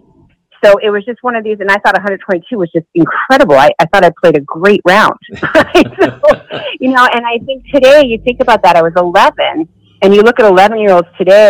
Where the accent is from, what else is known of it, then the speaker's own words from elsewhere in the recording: Syracuse, New York, United States; I grew up in Syracuse, New York.